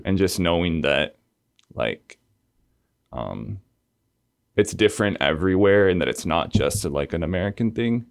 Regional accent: Argentina; moved away; I grew up in Argentina, which is in South America, the southernmost country in South America. Um, I was born in Buenos Aires

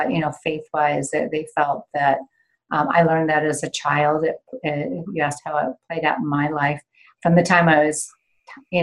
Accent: Washington, United States; moved away as an adult; also born or lived in New York City / Geneva; I grew up in Washington State, so I'm in Pacific Northwest

